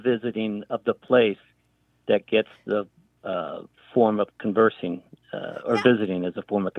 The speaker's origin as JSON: {"language": "English", "town": "Pensacola", "region": "Florida", "country": "United States", "tie": "born or raised there", "moved": "yes", "lives_now": "Chadron, United States", "said": "I grew up in Pensacola, Florida, so it's a northwestern panhandle."}